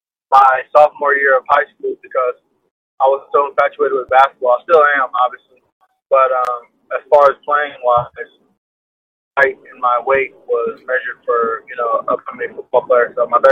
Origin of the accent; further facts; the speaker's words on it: Inglewood, California, United States; Growing up was pretty good. Pretty simple, middle class growing up. Inglewood is kind of like in Los Angeles